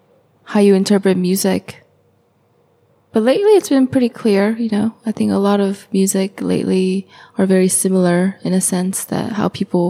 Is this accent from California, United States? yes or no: yes; Acton, California, United States; English is a second language; I lived on top of the hill. I'm from a city called, or a little small town called Acton in California. It's near Northridge